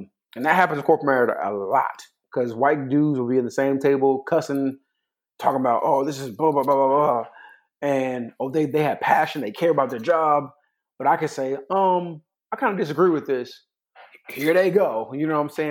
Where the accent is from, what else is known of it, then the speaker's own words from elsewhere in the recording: California, United States; I'm from California